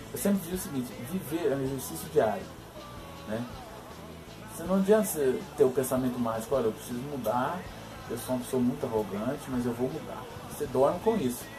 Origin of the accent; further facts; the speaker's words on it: born in Belo Horizonte, Minas Gerais, Brazil; eu fui criado, nasci, nasci em Belo Horizonte, mas fui criado no interior